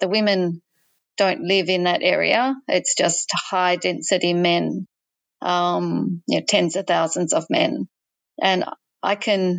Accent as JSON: {"language": "English", "town": "Perth", "region": "Western Australia", "country": "Australia", "also_born_or_lived": "Tasmania", "moved": "as an adult", "lives_now": "Abu Dhabi, United Arab Emirates", "said": "I'm from Perth. I was born in Tasmania. My parents emigrated from England. In 1996, we moved to Perth, Western Australia, and we've been there ever since."}